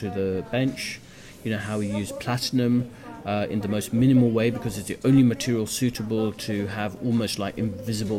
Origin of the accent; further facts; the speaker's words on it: United Kingdom; I was born in this country